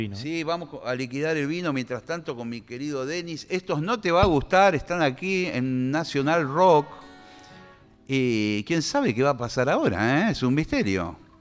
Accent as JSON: {"language": "Spanish", "country": "Argentina", "said": "yo, como siempre como argentino"}